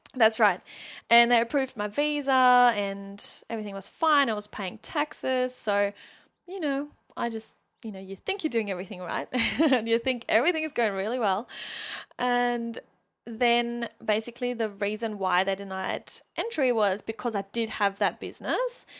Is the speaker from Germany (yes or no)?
yes; Germany; English is a second language; moved away as an adult; also born or lived in Sydney, Australia / New Zealand; now in Newcastle, Australia; I was born and raised in Germany. I lived there for eighteen years.